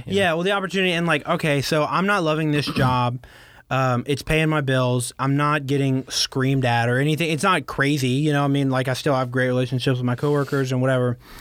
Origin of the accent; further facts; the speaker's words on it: Baton Rouge, Louisiana, United States; also born or lived in San Francisco; I'm from here